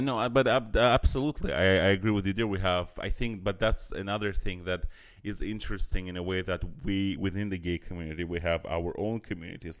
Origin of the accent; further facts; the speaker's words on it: Azerbaijan; now in Berlin, Germany; I'm from Azerbaijan